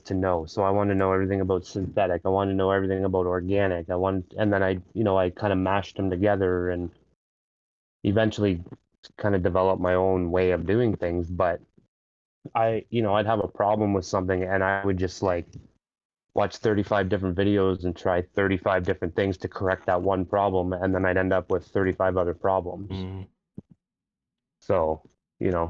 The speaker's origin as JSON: {"language": "English", "region": "Ontario", "country": "Canada", "said": "I'm from Ontario, Canada"}